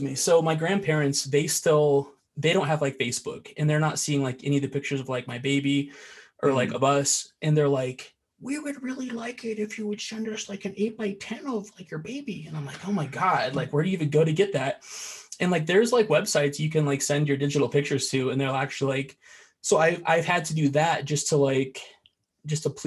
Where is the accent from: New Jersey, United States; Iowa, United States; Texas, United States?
Iowa, United States; I'm from Iowa